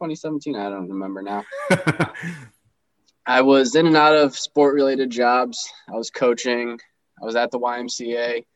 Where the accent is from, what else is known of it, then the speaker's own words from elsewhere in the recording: Ontario, New York, United States; Yeah, so I was born and raised in Ontario, New York, graduated from Wayne Central.